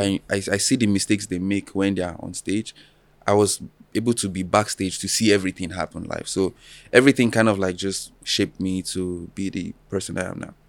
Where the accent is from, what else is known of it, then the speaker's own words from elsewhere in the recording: Alagbado, Lagos, later Osun State, Nigeria; now in Lagos, Nigeria; I was born and raised in Alagbado, Lagos